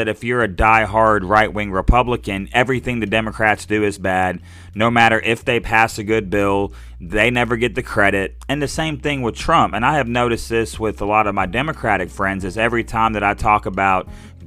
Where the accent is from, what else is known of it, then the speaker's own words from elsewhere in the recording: Little Rock, Arkansas, United States; now in southwest Arkansas, United States; I grew up in Little Rock